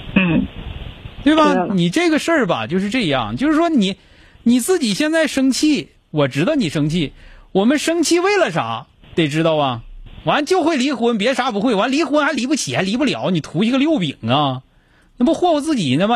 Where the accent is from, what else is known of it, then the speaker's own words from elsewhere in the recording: Northeast China, China; 咱们东北人